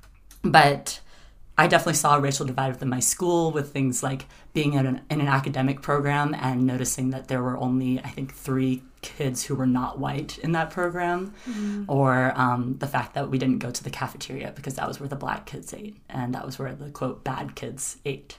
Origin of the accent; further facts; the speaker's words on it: South Carolina, United States; I grew up in South Carolina.